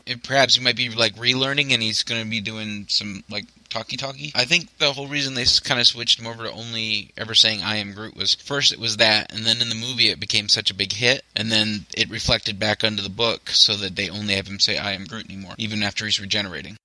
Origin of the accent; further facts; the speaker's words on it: the South, United States; I grew up in the South and they play football